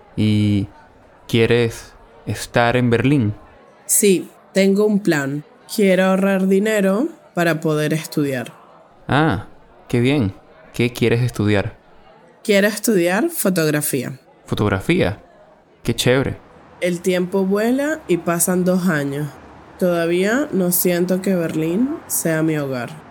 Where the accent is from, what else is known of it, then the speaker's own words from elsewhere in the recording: Caracas, Capital District, Venezuela; soy de Caracas, la capital de Venezuela